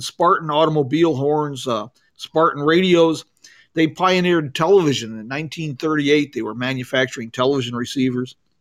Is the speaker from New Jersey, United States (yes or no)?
no; Morehead City, North Carolina, United States; I was actually born and raised down in Moorhead City, North Carolina